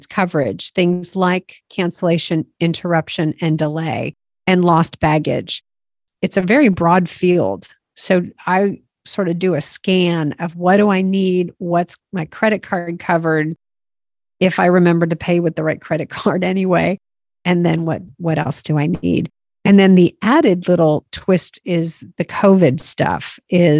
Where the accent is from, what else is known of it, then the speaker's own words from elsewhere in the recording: United States; I'm an American.